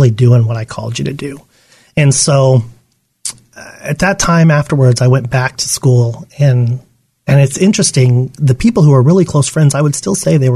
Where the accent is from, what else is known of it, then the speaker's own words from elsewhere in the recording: Yuma, Arizona, United States; I grew up in Yuma, Arizona.